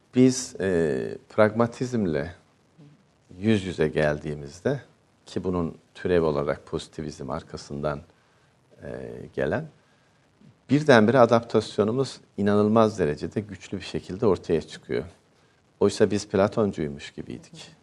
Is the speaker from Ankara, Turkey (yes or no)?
yes; Ankara, Turkey; also born or lived in unnamed village (birthplace); doğduğum köyde ilkokul birinci sınıfı okudum ama 5 yaş 2 aylıkken e, okula başladım. Ee, bütün aile Ankara'ya göçmüştü.